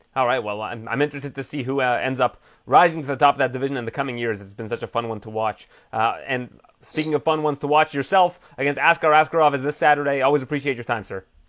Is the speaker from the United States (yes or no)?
no; Canada; I'm Canadian